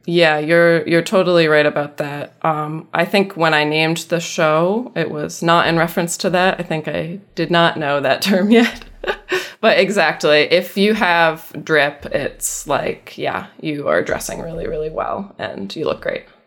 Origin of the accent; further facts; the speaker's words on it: upstate New York, United States; also born or lived in Massachusetts; I was born in Massachusetts, but I have spent most of my life in New York State. Not New York City, but upstate